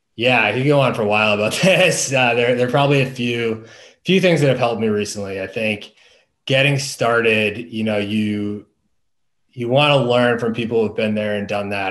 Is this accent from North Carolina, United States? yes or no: no; Boston, Massachusetts, United States; moved away as an adult; also born or lived in Washington, D.C. area / Maryland; I'm from the Boston area originally.